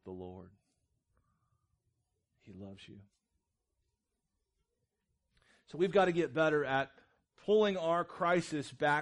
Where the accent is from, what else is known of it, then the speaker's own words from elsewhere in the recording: Jefferson City, Missouri, United States; I grew up in Jeff City, Missouri, which is kind of city, kind of not